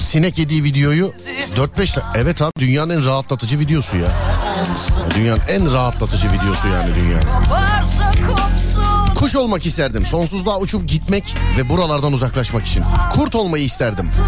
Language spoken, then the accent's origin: Turkish; Istanbul, Turkey; ben İstanbul Şişli.